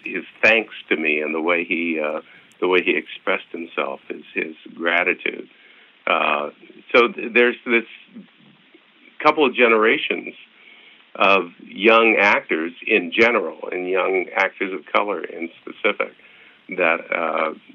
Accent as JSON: {"language": "English", "town": "Oskaloosa", "region": "Kansas", "country": "United States", "tie": "born or raised there", "moved": "yes", "said": "my hometown in Kansas, Oskaloosa, Kansas"}